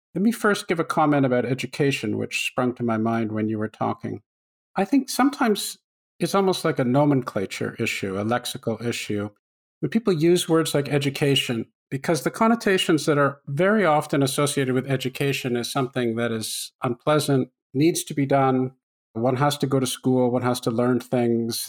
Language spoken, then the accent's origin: English; Canada; I grew up in Canada